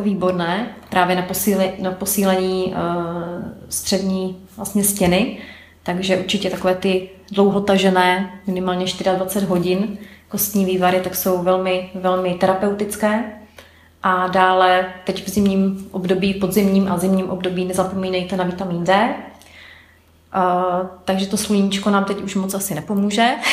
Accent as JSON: {"language": "Czech", "town": "Ostrava", "region": "Moravian-Silesian Region", "country": "Czechia", "moved": "yes", "lives_now": "Prague, Czechia", "said": "pocházím z Ostravy, takže lidi mě tam více asi znají než tady v Praze"}